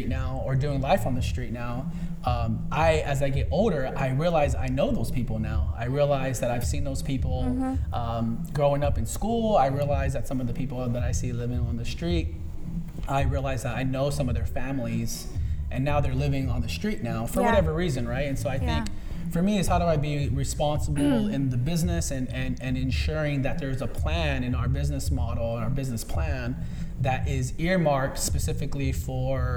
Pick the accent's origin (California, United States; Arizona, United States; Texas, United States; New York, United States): California, United States; Los Angeles; since I was a boy growing up in San Pedro